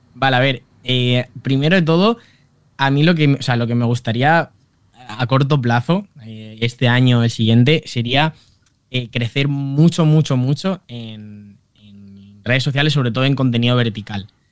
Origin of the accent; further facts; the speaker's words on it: Valencia, Valencian Community, Spain; nací en Valencia eh, el 29 de octubre de 1997